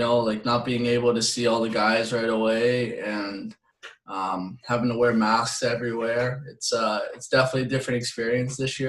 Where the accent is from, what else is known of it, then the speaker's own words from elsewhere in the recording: Canada; moved away; growing up in Canada, like, you're pretty much put on a pair of skates before you can walk.